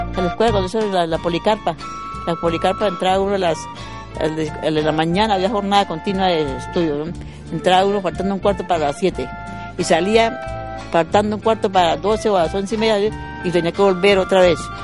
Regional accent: Villa del Rosario, Norte de Santander, Colombia; nosotros vivíamos cuando eso en Antigua

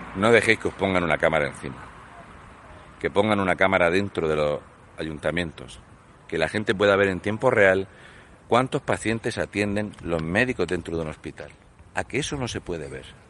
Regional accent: Spain; los españoles

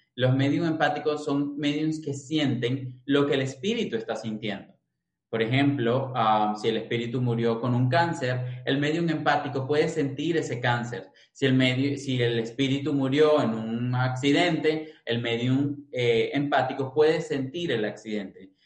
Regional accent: Caracas, Capital District, Venezuela; nacido y crecido en Venezuela, en Caracas

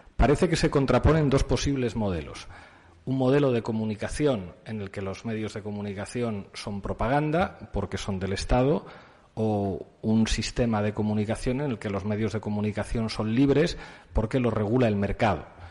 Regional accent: Spain; en mi país es la Iglesia Católica

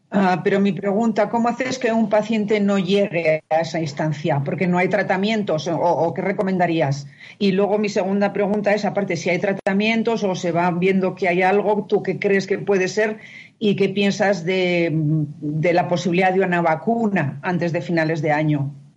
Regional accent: Spain; now in Mexico; soy de España

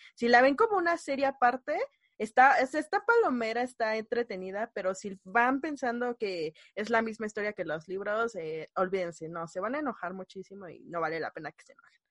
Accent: Mexico City, Mexico; soy de la Ciudad de México

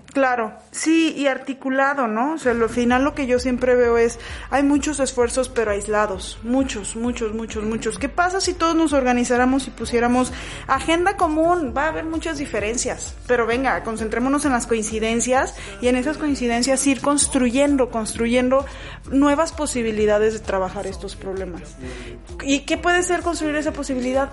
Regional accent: Mexico; el grosor de nosotros como mexicanos

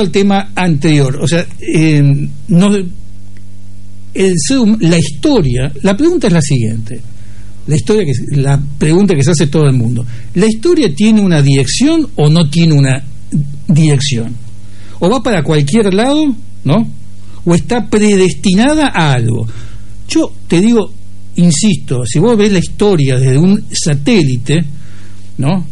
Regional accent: Argentina; soy más argentino

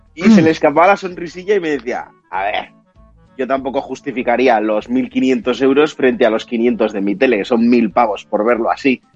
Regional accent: Pamplona, Navarre, Spain; nosotros que somos de Pamplona

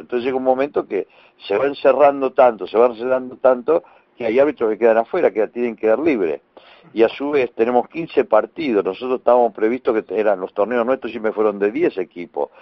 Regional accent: Argentina

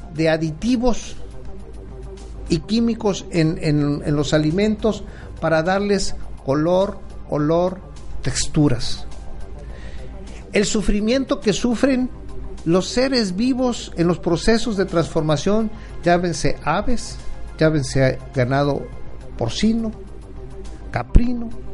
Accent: Acapulco, Guerrero, Mexico; recuerdo de niño la forma en que mataban a los cerdos allá en mi pueblo para hacer el relleno, un, guiso muy, muy tradicional en Acapulco Guerrero

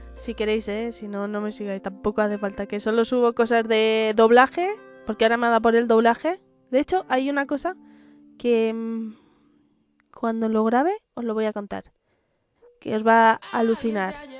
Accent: Madrid, Community of Madrid, Spain; yo soy más madrileña que la usa y el madroño

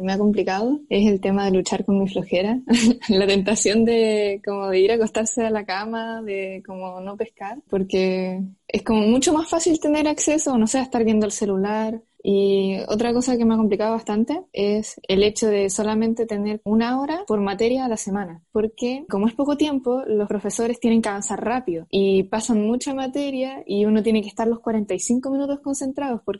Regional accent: Talcahuano, Biobío, Chile; tengo 15 años, estudio en el Colegio Amanecer de Talcahuano, soy de Talcahuano

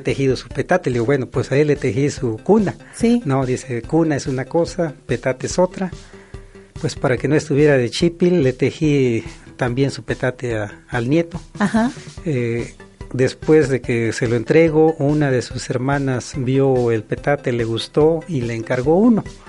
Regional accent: Chilacachapa, Guerrero, Mexico; lo aprendí en mi comunidad que se llama Chilacachapa Guerrero, ubicado en la zona norte

